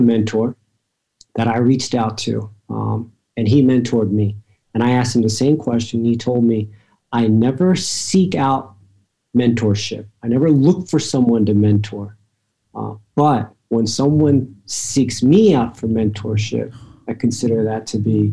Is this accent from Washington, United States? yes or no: no; Atlanta, Georgia, United States; also born or lived in State College, Pennsylvania; I'm from Atlanta. My family's here. I was always going to come back.